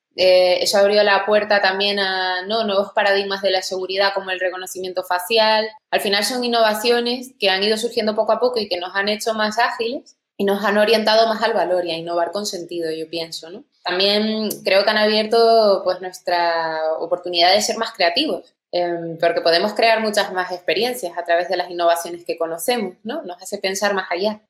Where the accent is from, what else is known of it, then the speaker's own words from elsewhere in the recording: Tenerife, Canary Islands, Spain; moved away as an adult; also born or lived in England; soy originalmente de Tenerife, ahí es donde crecí